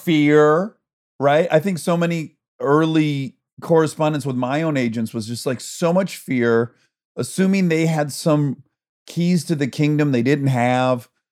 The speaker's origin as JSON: {"language": "English", "region": "Michigan", "country": "United States", "said": "I'm from Michigan. Everyone owns a boat"}